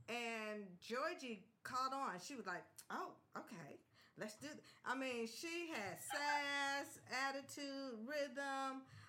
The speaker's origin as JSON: {"language": "English", "town": "Los Angeles", "region": "California", "country": "United States", "tie": "born or raised there", "said": "I am Native Angeleno. I was born and raised here in Los Angeles."}